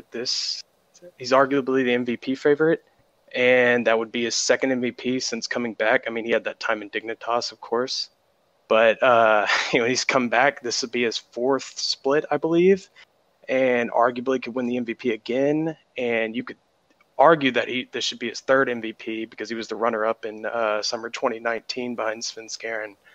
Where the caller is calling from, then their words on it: Galveston, Texas, United States; Uh, Galveston, Texas. What's going on, guys?